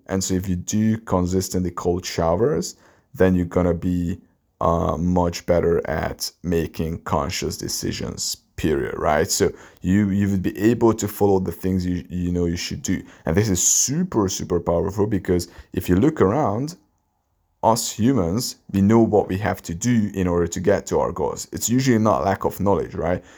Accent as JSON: {"language": "English", "country": "Hungary", "second_language": "English", "said": "a guy from Hungary, my English is not even my native language"}